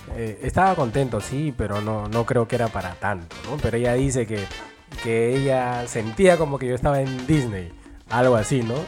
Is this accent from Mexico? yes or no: no; Peru